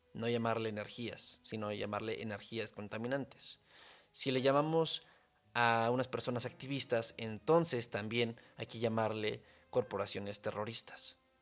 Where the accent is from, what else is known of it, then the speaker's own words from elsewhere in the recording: Mexico; soy mexicano